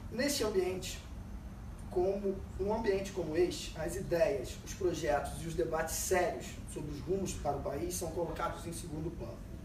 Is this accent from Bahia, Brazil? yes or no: no; Ceará, Brazil; now in United States; lembro que eu sou do Ceará.